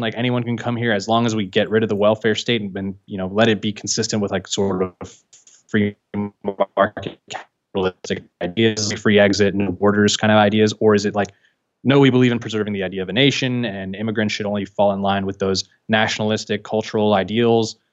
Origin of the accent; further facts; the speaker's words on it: San Francisco, California, United States; I was born and raised in San Francisco.